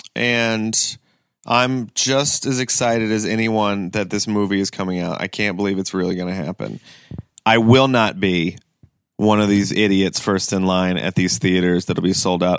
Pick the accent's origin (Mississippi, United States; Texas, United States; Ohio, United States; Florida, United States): Ohio, United States; Kent; also born or lived in Greenville, South Carolina; I grew up in Kent, Ohio